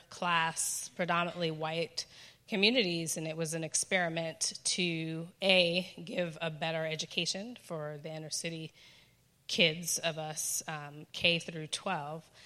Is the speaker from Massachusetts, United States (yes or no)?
yes; Boston, Massachusetts, United States; I grew up in Boston